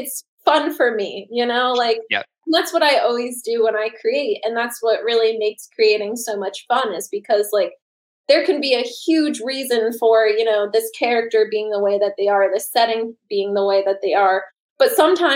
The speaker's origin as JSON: {"language": "English", "region": "Northeast", "country": "United States", "tie": "born or raised there", "said": "when I grew up in the Northeast"}